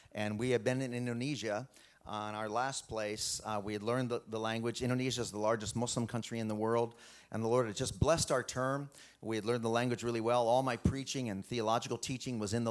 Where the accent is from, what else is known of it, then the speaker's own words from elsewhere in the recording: Springfield, Missouri, United States; also born or lived in Tanzania; I grew up in Springfield, Missouri, where Dad was in World Missions leadership